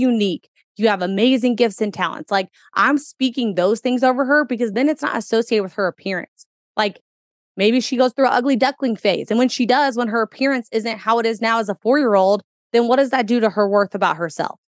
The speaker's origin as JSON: {"language": "English", "region": "Kentuckiana", "country": "United States", "tie": "born or raised there"}